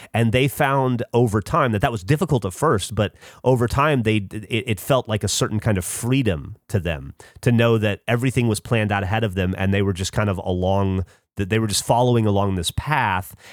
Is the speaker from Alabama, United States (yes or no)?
yes; Alabama, United States; moved away; also born or lived in upstate New York; I grew up in Alabama